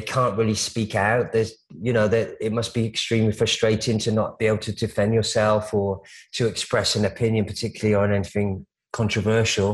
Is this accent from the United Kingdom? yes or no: yes; United Kingdom; I'm British. I grew up with a kind of reverence for the royal family